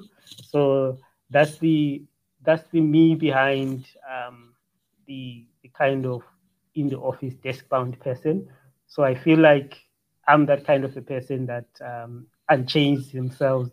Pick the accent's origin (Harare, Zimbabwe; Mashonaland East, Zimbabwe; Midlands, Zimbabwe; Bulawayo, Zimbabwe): Bulawayo, Zimbabwe; now in South Africa; grew up in the townships, just the streets of Bulawayo, Zimbabwe